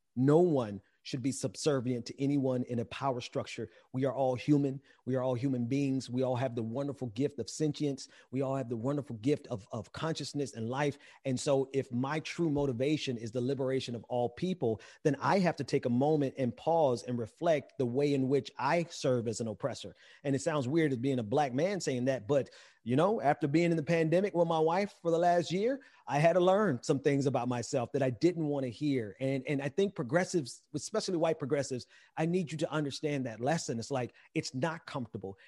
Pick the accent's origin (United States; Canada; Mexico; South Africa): United States; Mississippi; I'm from Mississippi